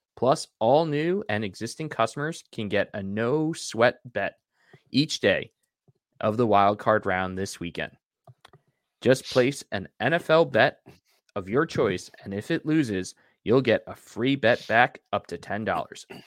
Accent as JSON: {"language": "English", "town": "Deer Park", "region": "New York", "country": "United States", "tie": "born or raised there", "said": "I grew up in Deer Park"}